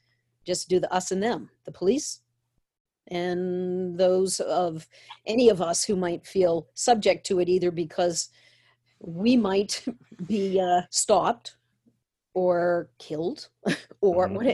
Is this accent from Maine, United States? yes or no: yes; Maine, United States; I grew up in Maine.